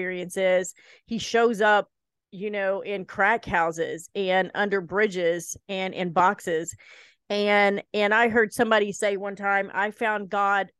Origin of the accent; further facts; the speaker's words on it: Lewis County, Eastern Kentucky, United States; also born or lived in Portsmouth, Ohio; now in Northeast Iowa, United States; I'm from Eastern Kentucky, from Lewis County